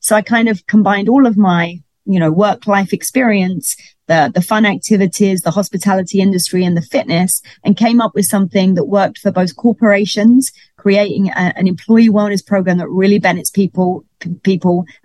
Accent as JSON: {"language": "English", "region": "London", "country": "United Kingdom", "moved": "as an adult", "lives_now": "Miami, United States", "said": "I'm from London, if you didn't notice an accent. and I came over here because of the cruise ships. But once I got to Miami"}